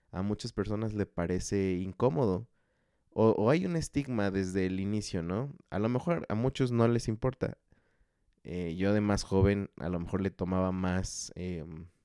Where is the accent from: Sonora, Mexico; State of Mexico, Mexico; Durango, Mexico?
State of Mexico, Mexico; Chalco; Lo curioso es que tampoco me siento ya de, de Chalco, o sea, no, no tengo un arraigo por mi ciudad natal, por así decirlo. Sé que tampoco soy de la Ciudad de México, entonces ya no sé a dónde pertenezco.